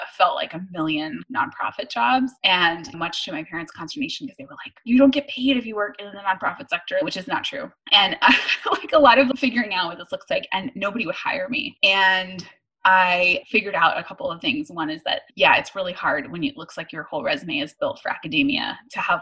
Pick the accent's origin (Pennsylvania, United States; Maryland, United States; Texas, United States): Texas, United States; Dallas; I grew up in Dallas